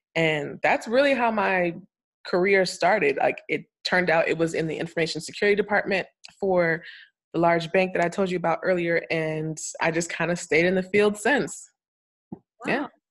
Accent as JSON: {"language": "English", "region": "Florida", "country": "United States", "tie": "born or raised there", "also_born_or_lived": "Bahamas", "moved": "as an adult", "lives_now": "Atlanta, United States", "said": "I'm a Floridian because that's where I lived most of my life"}